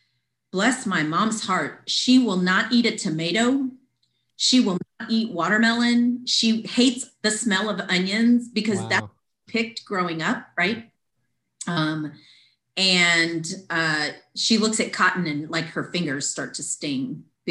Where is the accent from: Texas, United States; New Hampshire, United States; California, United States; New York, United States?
Texas, United States; Weslaco; now in San Antonio, United States; I grew up in Weslaco, Texas, mm-hmm. Exactly the midpoint of the Rio Grande Valley. Mm-hmm. Born and raised there my whole life.